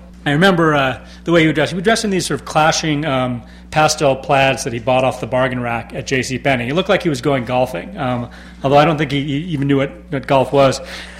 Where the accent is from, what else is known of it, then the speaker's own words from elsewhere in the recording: Los Angeles, California, United States; also born or lived in Baltimore; Growing up in Los Angeles in the 1980s, I really tried to make myself into this consummate Southern California boy.